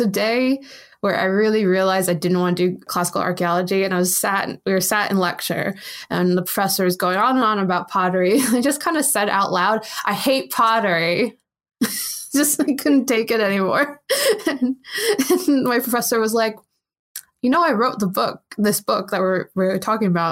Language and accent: English; United States; I'm American